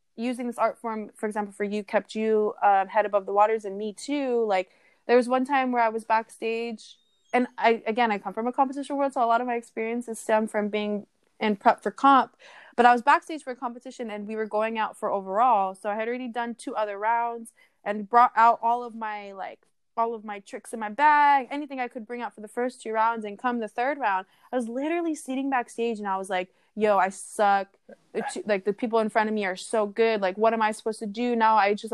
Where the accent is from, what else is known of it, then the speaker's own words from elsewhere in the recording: Hawaii, United States; I'm Hawaiian Samoan, I'm not Tahitian, but it, you know, it's our cousins for sure.